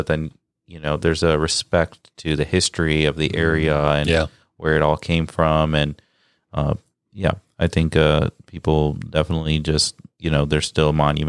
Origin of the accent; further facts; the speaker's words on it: India; I haven't had that same experience, but maybe that's because they can tell I'm Indian.